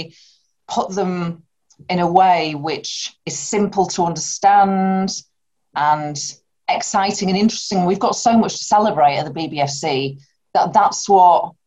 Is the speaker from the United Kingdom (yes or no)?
yes; Bradford, Yorkshire and the Humber, United Kingdom; I grew up in Bradford